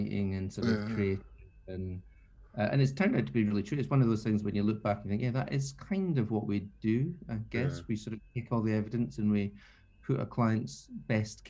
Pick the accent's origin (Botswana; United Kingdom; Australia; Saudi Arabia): United Kingdom; the Scottish Borders, Scotland; moved away; also born or lived in Edinburgh / London; I grew up in the Borders, which is in the middle of nowhere, really.